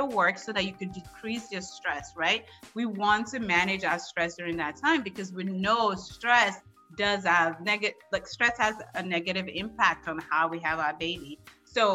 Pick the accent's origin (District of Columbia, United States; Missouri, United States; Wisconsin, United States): District of Columbia, United States; Washington; I grew up in the District of Columbia